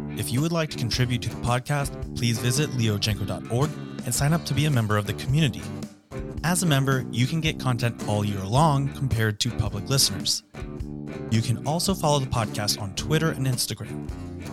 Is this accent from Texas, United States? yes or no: yes; Texas, United States; My home state of Texas